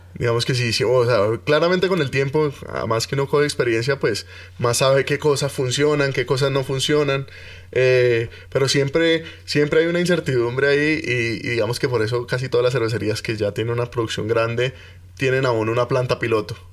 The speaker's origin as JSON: {"language": "Spanish", "town": "Cali", "region": "Valle del Cauca", "country": "Colombia", "moved": "yes", "lives_now": "Bogotá, Colombia", "said": "Yo soy caleño"}